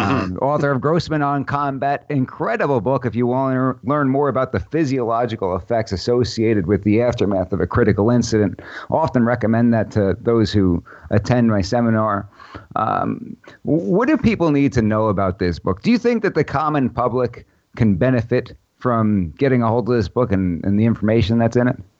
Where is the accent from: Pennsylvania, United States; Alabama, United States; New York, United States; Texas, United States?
New York, United States; New York City; I grew up in Brooklyn, New York